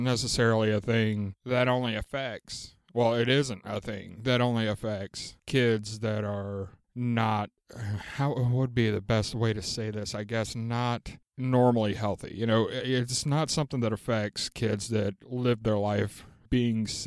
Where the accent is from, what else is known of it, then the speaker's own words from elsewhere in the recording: the South, United States; moved away; When I grew up down in the South